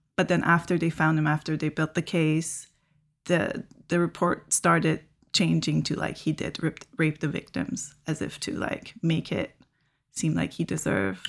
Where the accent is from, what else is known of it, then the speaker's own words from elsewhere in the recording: Iran; now in Canada; I grew up in Iran watching so many Iranian media